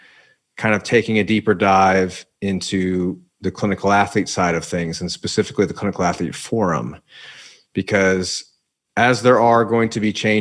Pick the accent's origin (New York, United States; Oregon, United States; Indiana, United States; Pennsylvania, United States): Indiana, United States; moved away as an adult; now in Southern California, United States; Growing up in Indiana where we have all the seasons